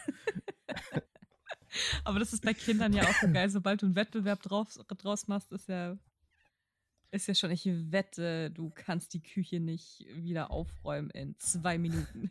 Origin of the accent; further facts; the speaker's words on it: Kiel, Schleswig-Holstein, Germany; moved away; Mettenhof, ohne Scheiß, da wo ich aufgewachsen bin